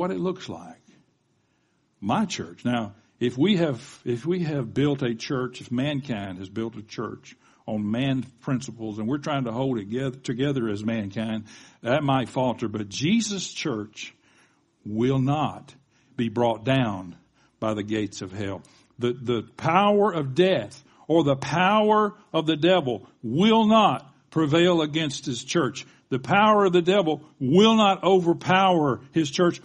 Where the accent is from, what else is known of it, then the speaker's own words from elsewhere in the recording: the South, United States; accent: Southern; I sounded Southern then. I guess that's because I'm from the South